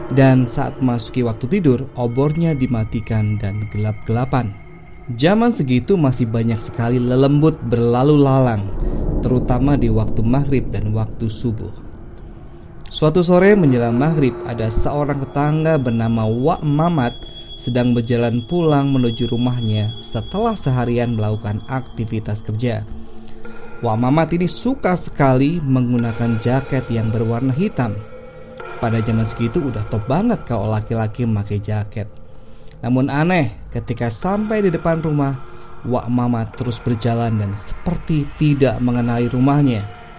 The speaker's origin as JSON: {"language": "Indonesian", "town": "Balapulang", "region": "Central Java", "country": "Indonesia", "tie": "born there", "said": "desa tempat kelahiran saya, yaitu Desa Balapulang, Kabupaten Tegal, Jawa Tengah."}